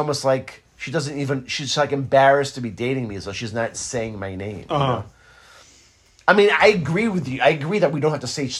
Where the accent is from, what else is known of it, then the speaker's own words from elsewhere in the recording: Israel; now in United States; I didn't grow up with fucking football. I grew up in Israel, okay? There's no football there.